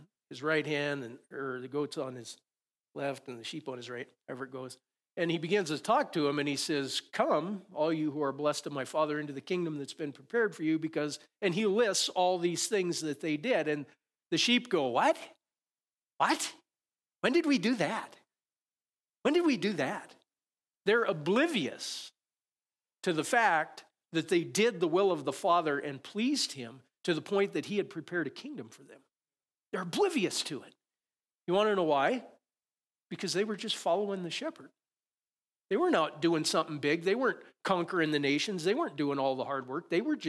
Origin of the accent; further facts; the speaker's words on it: Conrad, United States; I grew up in Conrad, and especially in the springtime, when you look out, and we had some sheep farmers around.